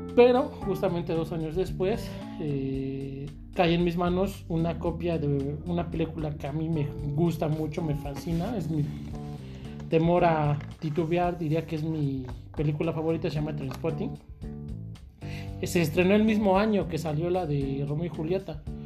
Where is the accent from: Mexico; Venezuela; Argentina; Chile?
Mexico; en mi pueblo, Valle de Charco